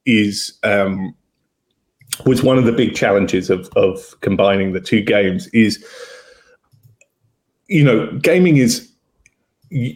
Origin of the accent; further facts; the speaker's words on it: England, United Kingdom; I'm English